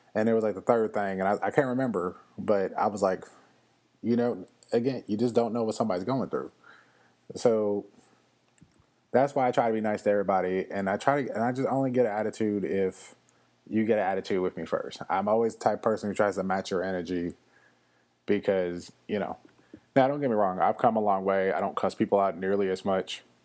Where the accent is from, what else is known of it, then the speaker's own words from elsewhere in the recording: Louisville, Kentucky, United States; moved away; my hometown of Louisville, Kentucky